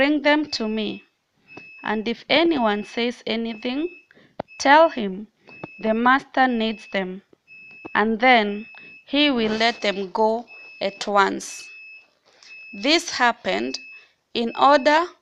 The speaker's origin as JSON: {"language": "English", "town": "Mombasa", "region": "Mombasa County", "country": "Kenya", "said": "I'm from Mombasa, Kenya."}